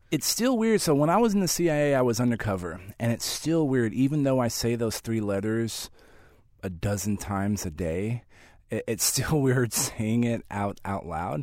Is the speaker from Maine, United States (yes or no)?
no; San Antonio, Texas, United States; San Antonio, which is my, my hometown, home of the San Antonio Spurs